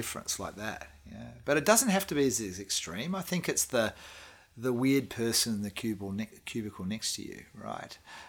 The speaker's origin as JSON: {"language": "English", "country": "Australia", "also_born_or_lived": "Perth", "moved": "as an adult", "lives_now": "New Zealand", "said": "as an Australian moving to New Zealand"}